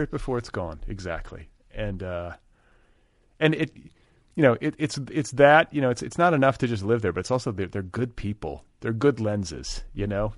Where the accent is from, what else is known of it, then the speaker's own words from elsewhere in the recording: Milwaukee, Wisconsin, United States; now in Los Angeles, United States; I'm from Milwaukee, eh, in the Midwest, but my home is in Los Angeles